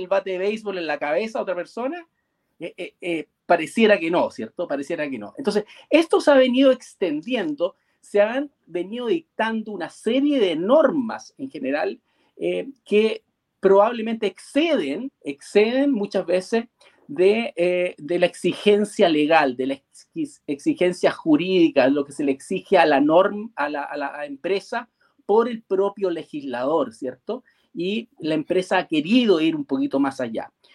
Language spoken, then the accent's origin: Spanish; Chile; yo soy chileno